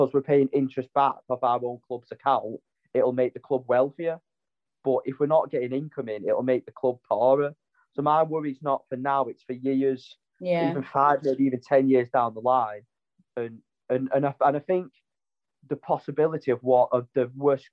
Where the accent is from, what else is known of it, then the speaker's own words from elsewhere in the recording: Wigan, North West England, United Kingdom; My hometown's Wigan.